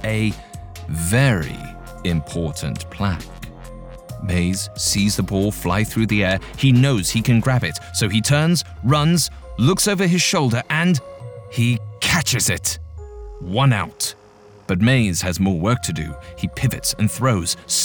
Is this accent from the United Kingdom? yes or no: yes; England, United Kingdom; accent: English; my English accent